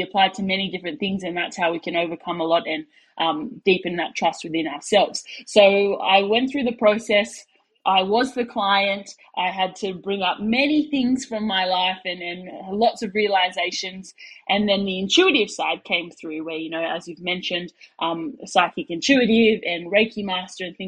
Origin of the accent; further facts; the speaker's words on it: Sydney, New South Wales, Australia; moved away as an adult; now in Perth, Australia; that's where I'm from Sydney, Australia, but I live in Western Australia over in Perth there